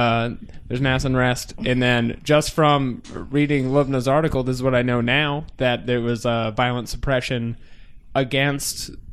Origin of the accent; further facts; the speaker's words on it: United States; as an American who grew up through the Iraq War